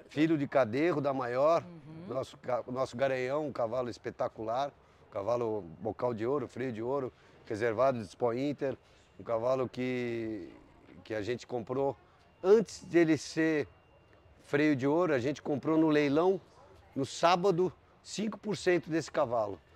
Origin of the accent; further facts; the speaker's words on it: São Paulo, Brazil; Eu sou uma pessoa que nasci em São Paulo e que fomos para o campo